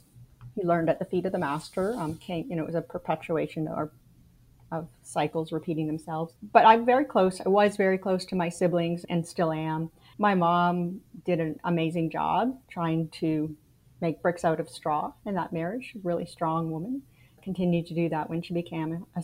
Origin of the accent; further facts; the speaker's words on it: Canada; moved away as an adult; now in United States; I am Canadian. I was born in Canada, raised in Canada, lived there till I was 33